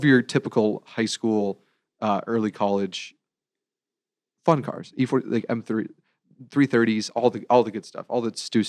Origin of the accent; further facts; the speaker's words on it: Seal Beach, California, United States; I'm born and raised here.